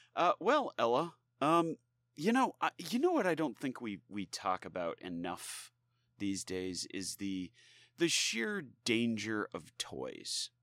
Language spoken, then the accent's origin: English; United States; we as, you know, citizens of the United States